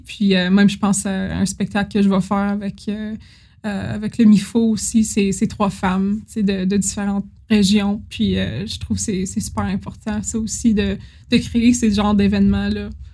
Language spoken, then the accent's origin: French; Timmins, Ontario, Canada; j'étais jeune, puis je venais de, de Timmins